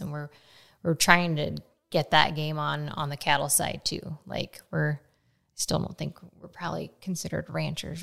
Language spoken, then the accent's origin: English; Nebraska, United States; now in Frankfort, United States; I grew up in Nebraska